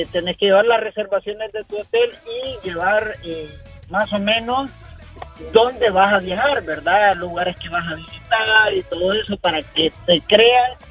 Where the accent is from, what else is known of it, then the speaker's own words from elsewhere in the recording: Honduras; tenemos residencia americana nosotros y eh, tenemos también la, eh, que somos hondureños.